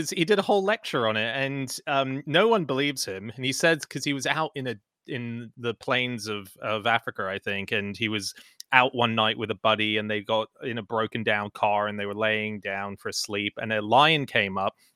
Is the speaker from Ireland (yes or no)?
no; Hong Kong; also born or lived in Australia; now in United Kingdom; Yeah, I mean, I grew up in Hong Kong and Australia, where Halloween is a bigger deal.